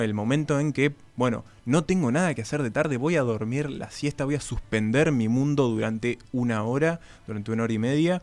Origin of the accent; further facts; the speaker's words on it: Paysandú, Uruguay; moved away; yo vengo de Paysandú, un departamento bastante caluroso en verano